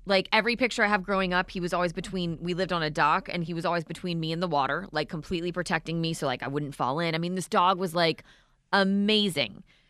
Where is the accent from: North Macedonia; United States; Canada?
United States; Ocean City, Maryland; when I was growing up in Maryland, like in Ocean City.